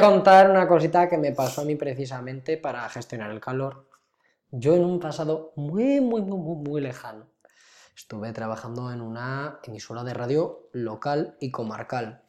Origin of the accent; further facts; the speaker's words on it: near Cariñena, Aragon, Spain; moved away; una localidad cercana a mi pueblo natal, Cariñena